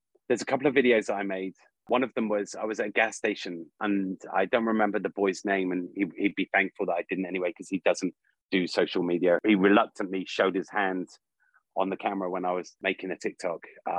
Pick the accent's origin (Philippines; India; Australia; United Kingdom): United Kingdom; England; now in United States; I could declare my freedom from England, but I do love my home country as much as I love America. So I feel like I'm English-American.